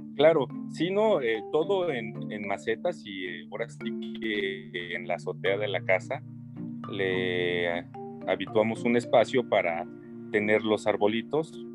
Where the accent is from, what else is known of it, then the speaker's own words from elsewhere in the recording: Mexico; esa identidad propia que tenemos como mexicanos